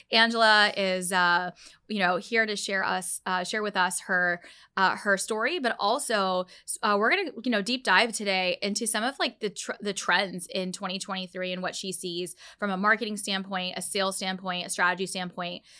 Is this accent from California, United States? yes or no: no; Dallas, Texas, United States; also born or lived in Orlando; I grew up in Dallas